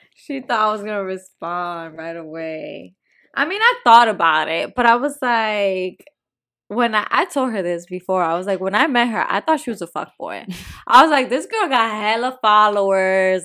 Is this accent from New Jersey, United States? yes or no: yes; New Jersey, United States; I'm from North Jersey